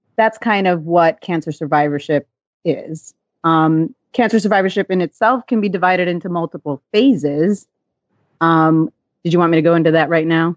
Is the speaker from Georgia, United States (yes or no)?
no; just outside of Los Angeles, California, United States; I grew up in California, just outside of Los Angeles in the eighties and nineties.